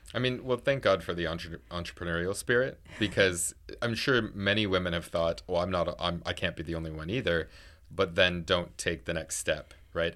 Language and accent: English; Niagara Falls, Ontario, Canada; moved away; I'm from Niagara Falls